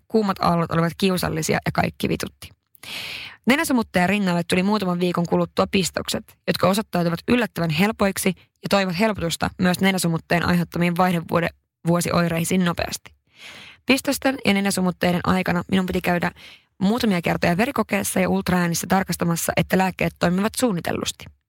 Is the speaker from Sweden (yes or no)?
yes; Haparanda, Norrbotten County, Sweden; moved away; oon pohjoisesta kotoisin Haaparannalta ja se on todella pieni paikka